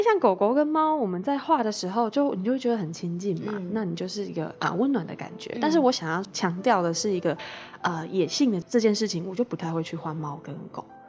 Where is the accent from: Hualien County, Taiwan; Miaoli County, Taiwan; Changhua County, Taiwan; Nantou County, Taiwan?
Nantou County, Taiwan; Caotun; 我们是南投人，那嗯。我们其实住在草屯